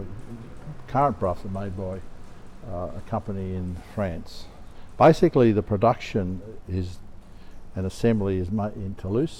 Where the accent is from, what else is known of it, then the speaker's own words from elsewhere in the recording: Australia; I'm from Australia